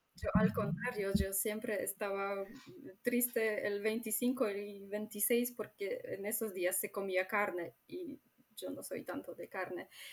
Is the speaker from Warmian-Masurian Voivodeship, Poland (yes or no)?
yes; Warmian-Masurian Voivodeship, Poland; Spanish is a second language; noreste de Polonia, de Masuria.